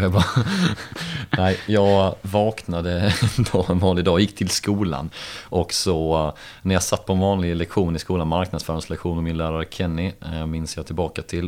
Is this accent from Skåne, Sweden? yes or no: yes; Helsingborg, Skåne, Sweden; halvbritt och uppvuxen i Helsingborg med rötter då från Liverpool